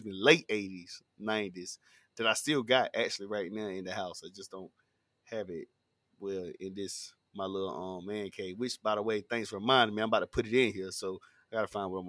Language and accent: English; Tarboro, North Carolina, United States; I've been born and raised in Tarboro, North Carolina